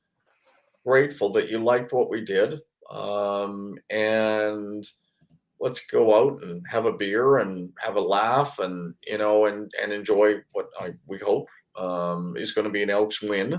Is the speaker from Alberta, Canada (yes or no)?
no; Vancouver, British Columbia, Canada; growing up in Vancouver